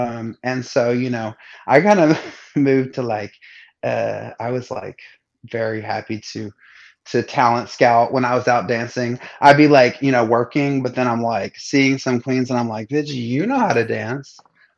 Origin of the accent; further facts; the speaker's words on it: the South, United States; but I grew up in the South.